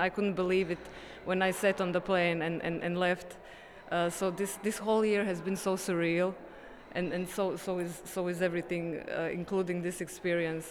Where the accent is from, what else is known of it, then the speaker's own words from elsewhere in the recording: Zagreb, City of Zagreb, Croatia; English is a second language; I'm an animator from Zagreb.